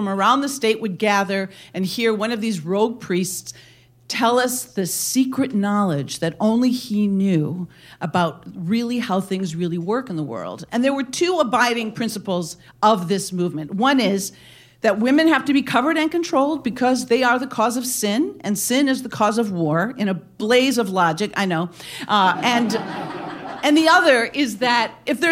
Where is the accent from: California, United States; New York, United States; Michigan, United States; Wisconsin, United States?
Wisconsin, United States; my hometown in this little town in Wisconsin